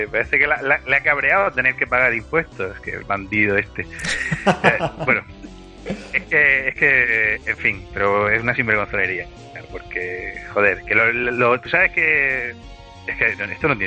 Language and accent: Spanish; Madrid, Community of Madrid, Spain; yo soy de Madrid, ¿sabes?